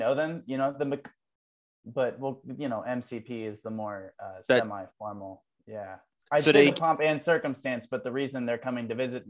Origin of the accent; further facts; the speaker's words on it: Ohio, United States; moved away; I'm from Ohio. So I was living in Ohio at the time.